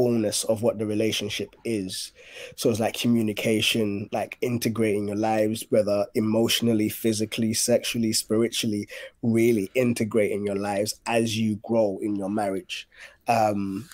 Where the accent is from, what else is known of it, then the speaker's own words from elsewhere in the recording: Ghana; I grew up in Ghana